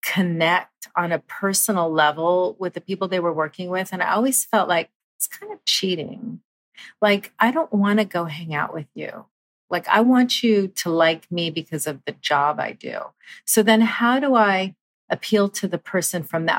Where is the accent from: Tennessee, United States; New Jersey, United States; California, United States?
California, United States; Southern; being born and raised in Southern California